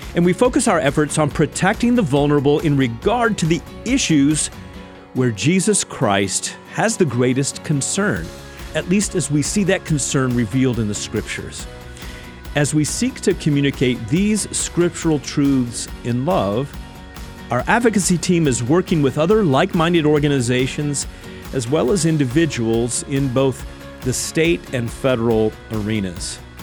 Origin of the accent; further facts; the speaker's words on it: Indiana, United States; I'm from Indiana